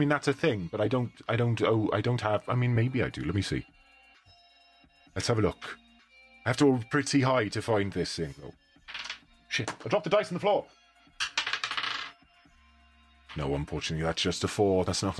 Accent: Wales, United Kingdom; I'm very Welsh, yes. That's why I said it doesn't work.

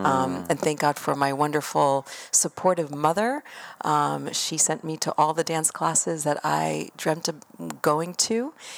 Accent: Israel; also born or lived in United States; So I was born in Israel and my mom's American, my father's Israeli, and I've been back and forth my whole life.

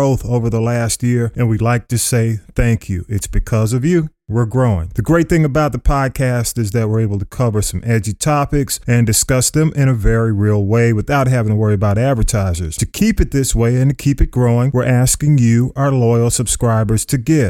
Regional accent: Atlanta, Georgia, United States; born or raised there

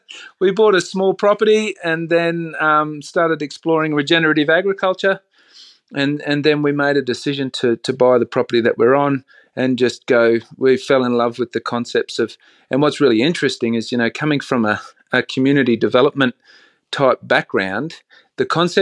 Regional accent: Bundaberg, Queensland, Australia; Look, I grew up in a town called Bundaberg, sort of central coastal Queensland, and we had a very simple life.

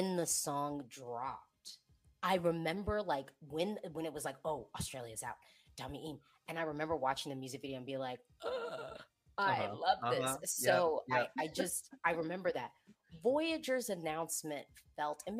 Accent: United States; I say this as the American third party

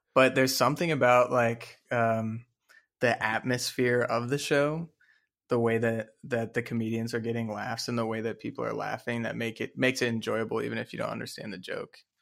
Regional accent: Dallas, Texas, United States; I'm also from Dallas, Texas. We're both from Dallas, Texas.

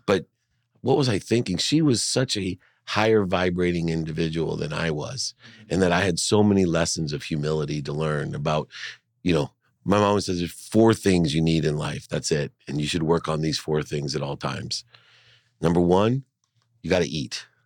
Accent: San Diego, California, United States; also born or lived in Akron, Ohio; I moved from Akron to San Diego

